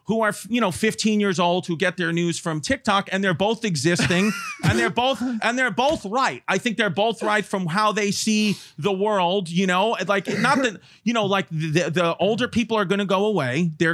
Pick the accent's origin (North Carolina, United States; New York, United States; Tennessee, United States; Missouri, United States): New York, United States; New York City; I'm born and raised in New York City